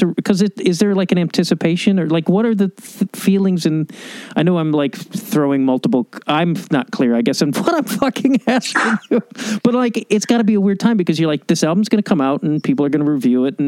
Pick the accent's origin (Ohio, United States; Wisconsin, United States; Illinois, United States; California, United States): Illinois, United States; Chicago; now in Los Angeles, United States; I grew up in Chicago